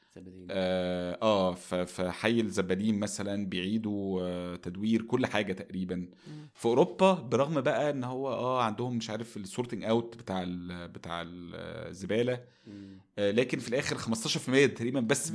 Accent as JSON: {"language": "Arabic", "country": "Egypt"}